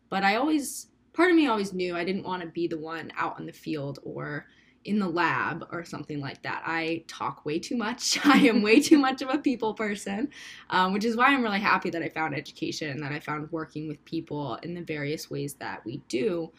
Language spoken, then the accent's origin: English; Cape Cod, Massachusetts, United States; born there; I was born on Cape Cod, so I technically am a native, but I grew up really close to the ocean.